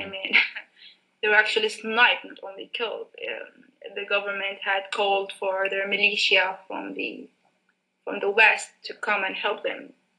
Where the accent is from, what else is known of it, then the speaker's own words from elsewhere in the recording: Sudan; also born or lived in Saudi Arabia; I was born in Saudi Arabia in 1991. Then we my my father decided to come back to Sudan finally in 1998